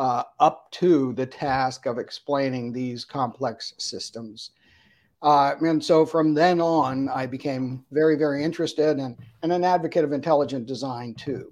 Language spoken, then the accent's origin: English; Harrisburg, Pennsylvania, United States; also born or lived in Altoona, Pennsylvania; Grew up in Harrisburg, Pennsylvania, not too far from State College either.